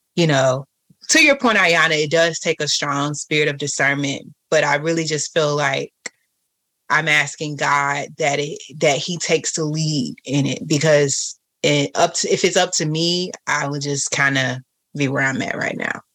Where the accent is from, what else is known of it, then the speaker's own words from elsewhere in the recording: Florida, United States; also born or lived in Atlanta; I was more prone to go places in Atlanta than I am here in Florida, and I'm from Florida